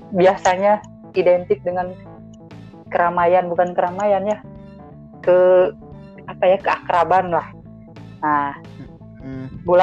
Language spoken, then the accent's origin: Indonesian; Garut, West Java, Indonesia; karena kumahanya saya sebagai orang Garut orang Garut mah bandel pisan lah ese